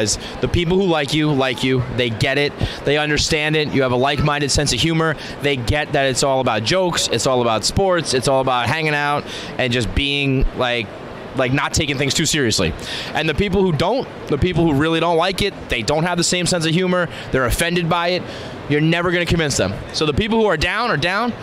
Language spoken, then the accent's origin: English; New York City, New York, United States; also born or lived in Westchester; I grew up in the Bronx.